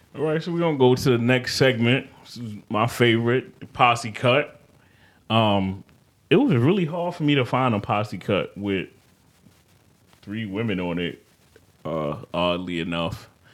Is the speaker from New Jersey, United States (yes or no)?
no; New York, United States; I'm a New Yorker, native